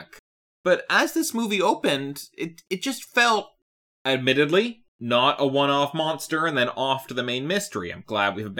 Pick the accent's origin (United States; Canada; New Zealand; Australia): Canada; I'm Canadian.